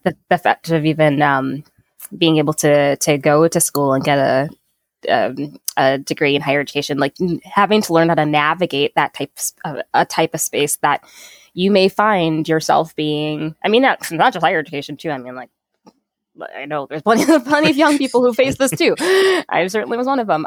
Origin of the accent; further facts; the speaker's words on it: Saint Paul, Minnesota, United States; I grew up here in Minnesota